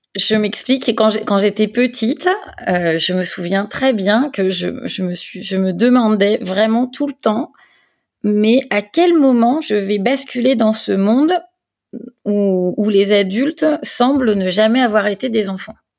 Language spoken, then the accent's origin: French; Lyon, Auvergne-Rhône-Alpes, France; moved away as an adult; now in Provence, France; je suis lyonnaise d'origine